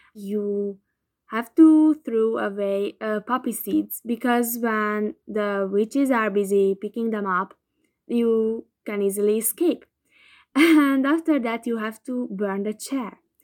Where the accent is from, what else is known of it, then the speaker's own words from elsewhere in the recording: Hungary; I'm from Hungary